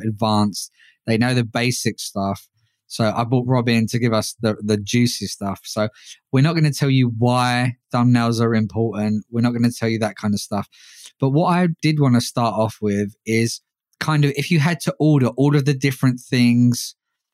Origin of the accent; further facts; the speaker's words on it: London, United Kingdom; London, my hometown